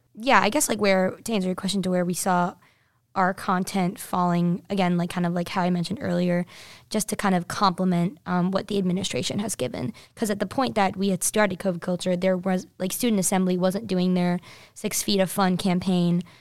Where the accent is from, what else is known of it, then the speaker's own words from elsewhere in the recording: New Jersey, United States; I'm from New Jersey